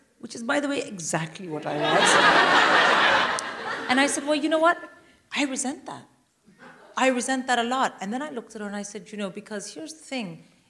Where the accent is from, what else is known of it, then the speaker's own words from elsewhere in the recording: India; I'm Indian. I would rather die.